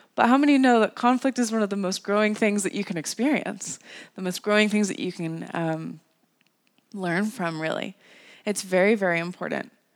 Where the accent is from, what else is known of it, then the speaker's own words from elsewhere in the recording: North Carolina, United States; the church that I grew up in in North Carolina